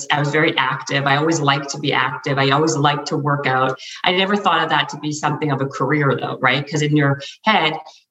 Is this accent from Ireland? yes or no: no; Canada; now in Los Angeles, United States; I'm in LA, and I'm Canadian. So, and I used to be in Canada